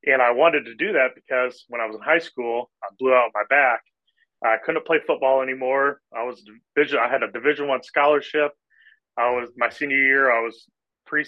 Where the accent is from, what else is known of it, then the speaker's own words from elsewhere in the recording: Indianapolis, Indiana, United States; I grew up here in Indianapolis, Indiana